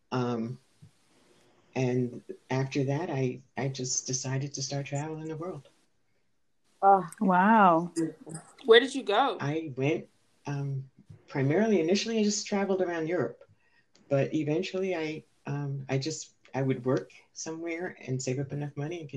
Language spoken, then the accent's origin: English; New York City, New York, United States; moved away as an adult; also born or lived in Senegal; was born and raised in the Bronx